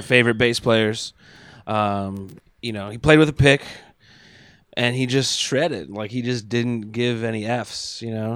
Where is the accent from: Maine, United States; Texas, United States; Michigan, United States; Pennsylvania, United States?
Pennsylvania, United States; York; now in Pittsburgh, United States; I grew up in York, Pennsylvania, uh, just south of Harrisburg